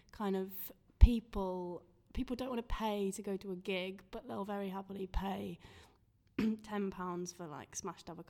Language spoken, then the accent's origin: English; York, Yorkshire and the Humber, United Kingdom; moved away as an adult; also born or lived in London; now in Sheffield, United Kingdom; I'm from York originally.